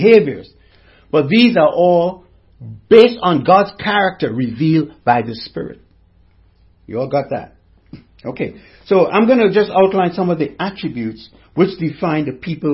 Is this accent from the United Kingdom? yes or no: no; Trinidad & Tobago; I'm from the Caribbean, from Trinidad and Tobago.